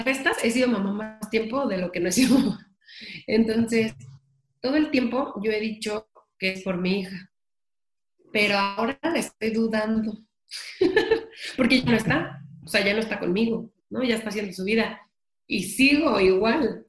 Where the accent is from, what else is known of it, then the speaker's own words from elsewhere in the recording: Mexico; soy la primera mexicana o mexicano que compra las licencias de Universal para piñatas